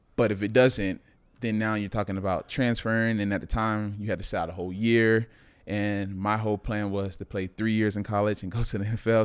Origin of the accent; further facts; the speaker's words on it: Miami, Florida, United States; moved away; I'm from Miami